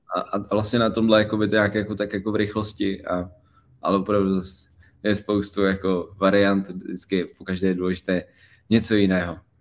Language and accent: Czech; Prague, Czechia; z Prahy, malého města, kluk z padeláku